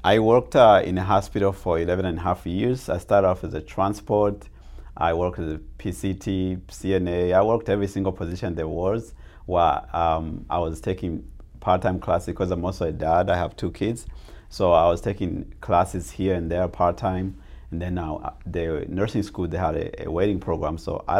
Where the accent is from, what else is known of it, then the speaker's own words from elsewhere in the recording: Arizona, United States; English is a second language; also born or lived in Tanzania; I came to America when I was 14, and even though I've been here for 22 years, even though I grew up in Arizona